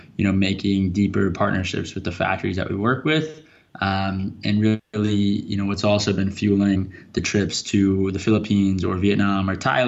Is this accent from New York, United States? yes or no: no; Bethesda, Maryland, United States; I grew up in Bethesda, Maryland, right outside Washington, D.C.